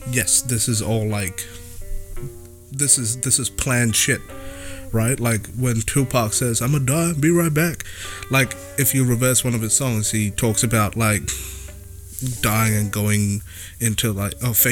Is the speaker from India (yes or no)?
yes; India; I just get tongue twisted because uh, I'm Indian, bro.